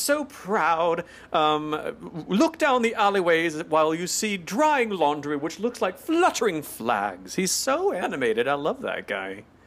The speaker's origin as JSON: {"language": "English", "region": "the South", "country": "United States", "said": "I'm from the South"}